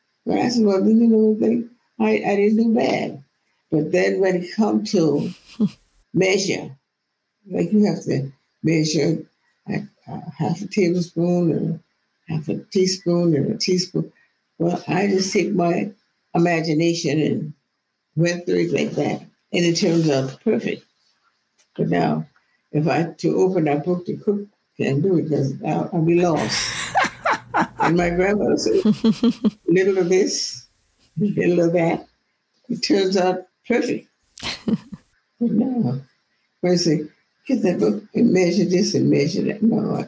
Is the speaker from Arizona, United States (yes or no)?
no; New York, United States; I'm from New York. I know in my brain, and I know in my heart how I would fix it.